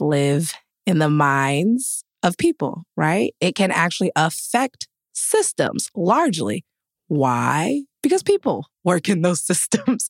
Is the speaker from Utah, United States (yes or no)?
no; East Providence, Rhode Island, United States; I grew up in, like, the melting pot of diversity. I'm from East Providence, Rhode Island.